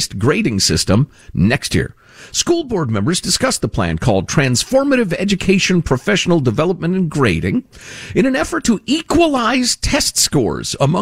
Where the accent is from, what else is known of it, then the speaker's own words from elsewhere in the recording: two towns outside of Cook County, Illinois, United States; My wife grew up in the first town inside Cook County, and I grew up two towns outside of Cook County